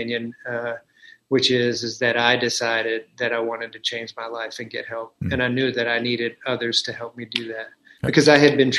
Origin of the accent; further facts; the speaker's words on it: the South, United States; I was raised in the South